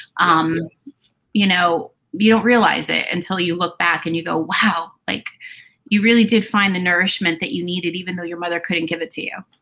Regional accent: New Jersey, United States; born or raised there

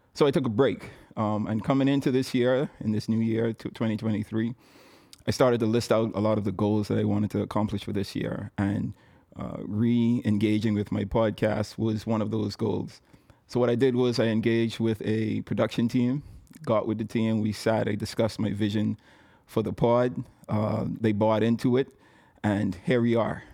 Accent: Nassau, New Providence, Bahamas; I was born and raised in Nassau, Bahamas

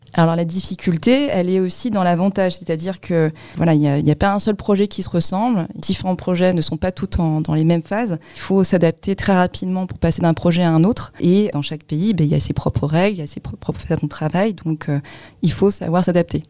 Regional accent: Créteil, Île-de-France, France; je suis euh, d'origine sino-cambodgienne, donc un peu plus lointain, et je suis née sinon à Créteil.

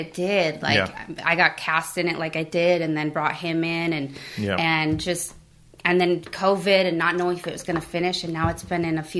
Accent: Traverse City, Michigan, United States; also born or lived in Montgomery, Alabama; Yeah, so I was born in Montgomery, Alabama. My dad was in the Air Force, but... That's right. My parents were from Grand Rapids. Oh, okay. And I grew up in Traverse City, which is like 2 hours north of Grand Rapids.

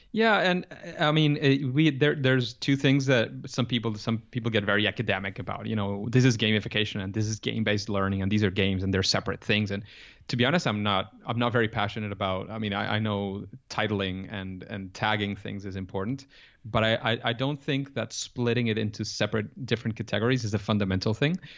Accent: Venezuela; English is a second language; I come from Venezuela. I'm I'm from Latin America

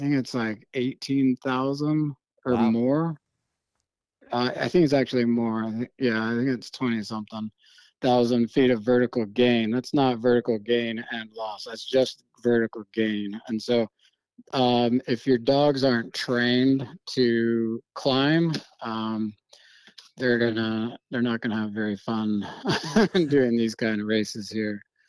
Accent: Germany; growing up in Germany, you know, the wilderness is few and far between, you know, there's a lot of people in Europe.

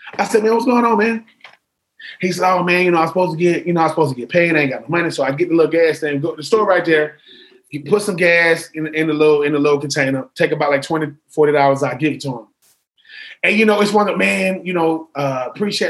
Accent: Swainsboro, Georgia, United States; also born or lived in Augusta, Georgia; I'm from Swainsboro, Georgia

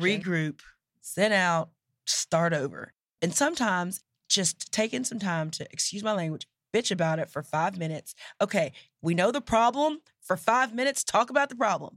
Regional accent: Nacogdoches, Texas, United States; I grew up in Nacogdoches, Texas

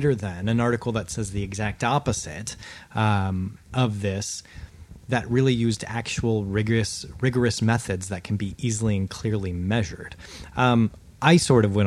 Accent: United States; I'm an American

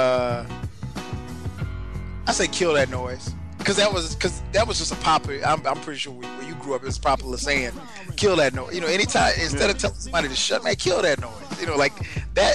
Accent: Florence, South Carolina, United States; my hometown, shout out to Florence, South Carolina

